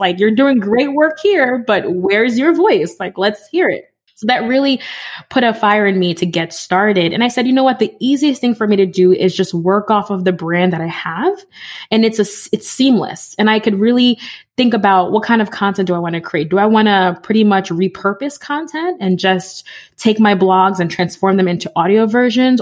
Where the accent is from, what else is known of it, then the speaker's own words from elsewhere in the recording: New York City, New York, United States; now in Connecticut, United States; I grew up in the Bronx.